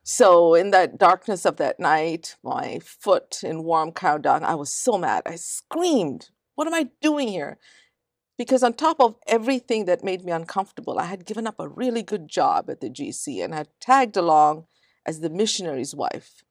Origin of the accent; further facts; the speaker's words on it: India; moved away as an adult; now in United States; and then I grew up in India, very bicultural